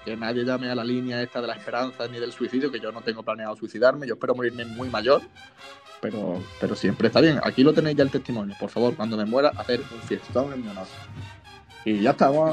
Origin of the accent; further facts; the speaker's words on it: San Pedro de Alcántara, Andalusia, Spain; es nuestro patrón del pueblo y porque yo adoro mi pueblo, San Pedro de Alcántara